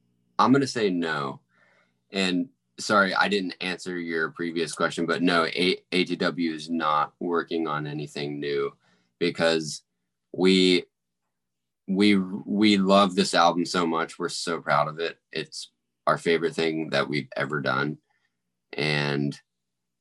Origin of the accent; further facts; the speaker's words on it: St. Augustine, Florida, United States; moved away as an adult; also born or lived in Nashville, Tennessee; Like I actually grew up here. I went from preschool all the way to college here in my hometown, which is St. Augustine, Florida